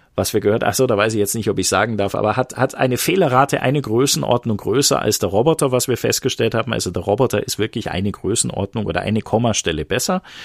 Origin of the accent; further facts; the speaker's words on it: Bavarian Swabia, Germany; Ich bin bayerischer Schwabe